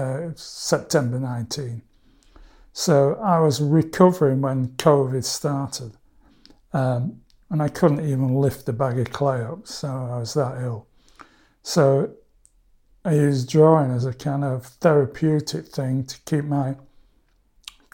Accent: Barnsley, Yorkshire and the Humber, United Kingdom; It's my hometown

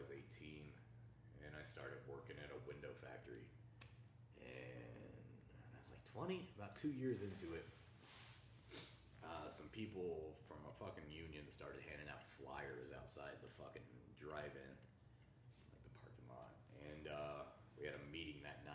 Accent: Oklahoma, United States; now in Colorado Springs, United States; where I'm from in Oklahoma

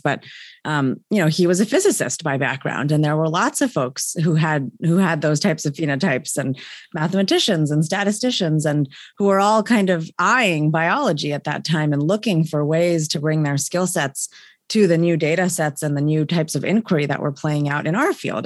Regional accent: State College, Pennsylvania, United States; I'm from State College, Pennsylvania, home of Penn State. Um, so grew up, um, you know, uh, in the middle of a university campus effectively

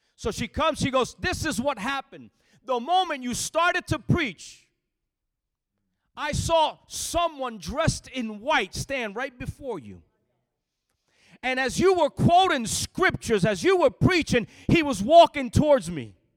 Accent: Lakewood, New Jersey, United States; moved away; also born or lived in Florida; I was born and raised on the east side, a small town called Lakewood

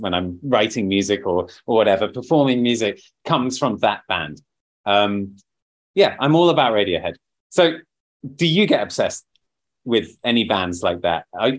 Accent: United Kingdom; We're not far behind as British people.

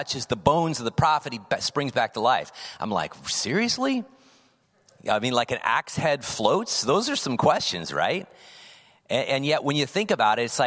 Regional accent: California, United States; also born or lived in Indiana; I was then raised in California.

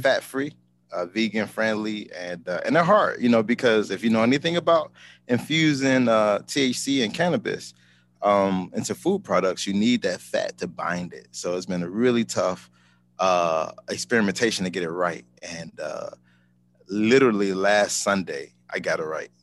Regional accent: Chicago, Illinois, United States; moved away as an adult; also born or lived in Seattle; I'm home. I'm from Chicago

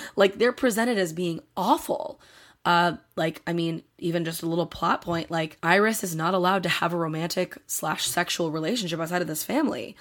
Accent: Delaware County, Pennsylvania, United States; I'm from Delaware County, Pennsylvania.

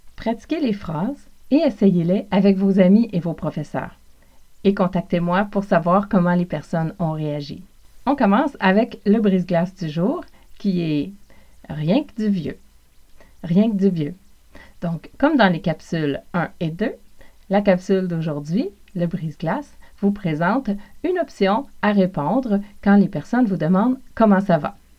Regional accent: Montreal region, South Shore, Quebec, Canada; accent: Québécois; je suis originaire du Québec Évidemment, c'est aussi l'accent de l'Amérique du Nord, de la région de Montréal, plus spécifiquement pour moi, de la rive sud

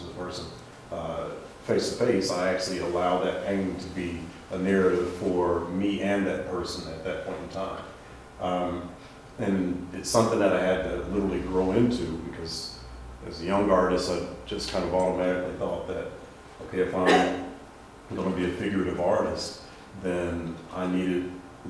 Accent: Dayton, Ohio, United States; I'm originally from Dayton, Ohio

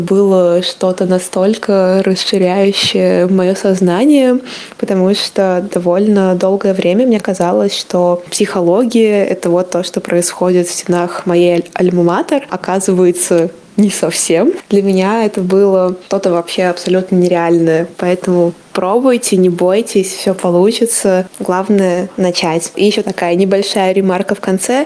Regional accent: Samara, Samara Oblast, Russia; я сама закончила Самарский университет, я из Самары

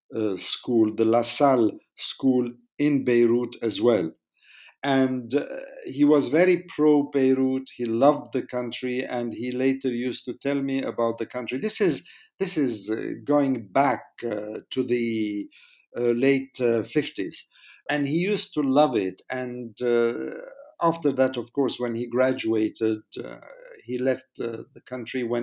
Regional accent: Jordan; moved away; also born or lived in France / United Kingdom / Cyprus; I wasn't wanting for much when I was growing up in Jordan

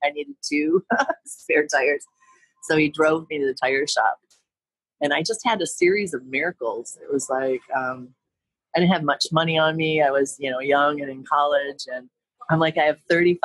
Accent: Detroit, Michigan, United States; moved away; also born or lived in San Diego, California; I'm from Detroit

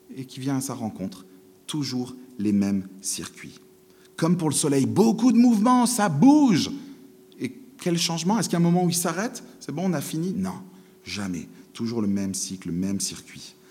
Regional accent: France; en tant que bon français

